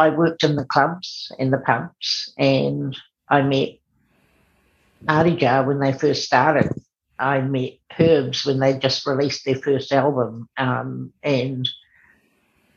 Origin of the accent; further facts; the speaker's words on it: Te Aroha, Waikato, New Zealand; moved away as an adult; now in Auckland, New Zealand; I grew up in a small town called Te Aroha down in the Thames Valley, and I moved to Auckland when I was 18.